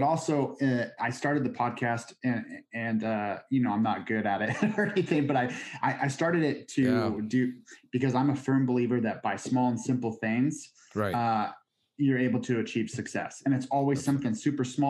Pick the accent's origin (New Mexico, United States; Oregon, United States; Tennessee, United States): Oregon, United States; moved away; also born or lived in Idaho; I'm originally from Oregon, and being out in Idaho